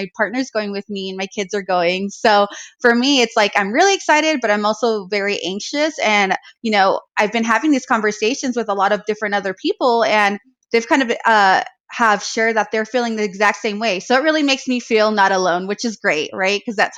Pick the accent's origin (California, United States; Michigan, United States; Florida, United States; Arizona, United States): Arizona, United States; now in South Lake Tahoe, United States; I do have family back home where I grew up in Arizona